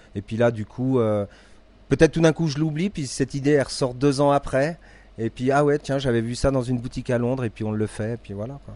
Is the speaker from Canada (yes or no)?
no; Deux-Sèvres, Nouvelle-Aquitaine, France; moved away as an adult; also born or lived in Valais, Switzerland; now in Crans-Montana, Switzerland; je suis français des, Deux-Sèvres